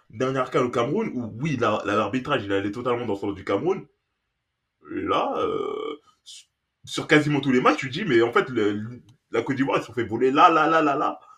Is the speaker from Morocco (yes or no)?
yes; Morocco; tu dis, mais on Est on est marocain.